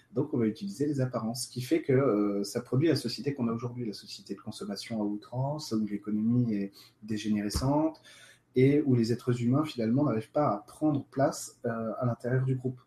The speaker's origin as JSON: {"language": "French", "country": "France", "said": "nous on est français"}